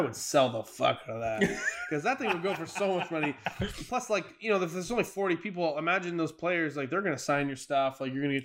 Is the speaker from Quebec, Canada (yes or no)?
yes; Montreal, Quebec, Canada; I'm from Montreal